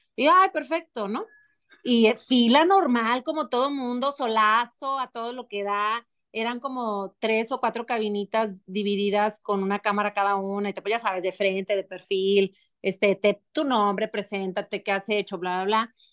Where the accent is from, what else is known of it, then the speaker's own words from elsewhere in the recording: Monterrey, Nuevo León, Mexico; moved away as an adult; also born or lived in Paris; fueron seis años que viví fuera no es el común denominador de una regia, de familia